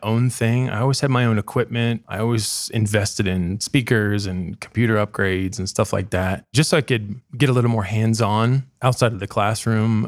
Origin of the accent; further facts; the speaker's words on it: Dayton, Ohio, United States; also born or lived in Columbus; I'm from Dayton originally. Um, I currently live there just to be closer to family.